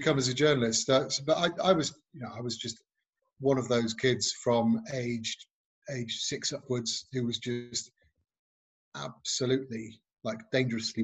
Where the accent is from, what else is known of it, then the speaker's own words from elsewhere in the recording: Nantwich, North West England, United Kingdom; I grew up in a town called Nantwich in Cheshire